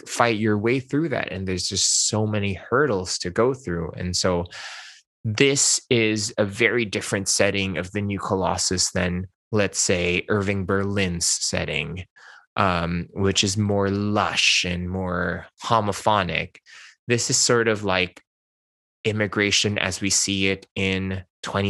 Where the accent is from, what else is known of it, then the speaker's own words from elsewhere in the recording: Philippines; English is a second language; moved away as an adult; now in Los Angeles, United States; I spoke Hokkien, Mandarin, and Tagalog when I was growing up in the Philippines